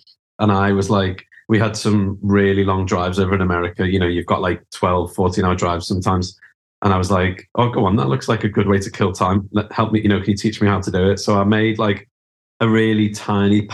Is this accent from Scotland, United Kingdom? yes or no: no; Liverpool, North West England, United Kingdom; moved away as an adult; also born or lived in London; I grew up in Liverpool